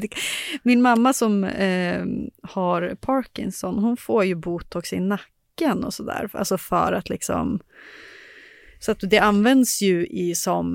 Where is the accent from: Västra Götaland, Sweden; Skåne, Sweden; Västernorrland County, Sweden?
Västernorrland County, Sweden; Sundsvall; now in Stockholm, Sweden; där jag är från, i Sundsvall, där på landsbygden